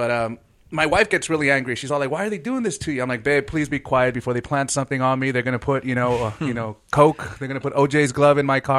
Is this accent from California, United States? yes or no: yes; Los Angeles, California, United States; We grew up in Rampart area around the same time